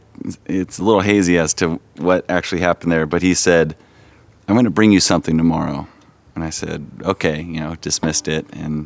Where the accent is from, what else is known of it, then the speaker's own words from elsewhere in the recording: Huntington Beach, California, United States; I'm from Huntington Beach, California, Southern California, born and raised.